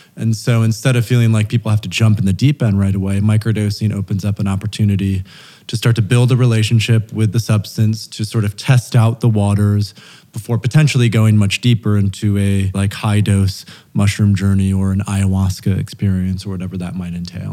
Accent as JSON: {"language": "English", "town": "Grand Rapids", "region": "Michigan", "country": "United States", "tie": "born or raised there", "also_born_or_lived": "Turkey / Thailand / Portugal / Oaxaca", "moved": "as an adult", "said": "I was raised in Grand Rapids, Michigan"}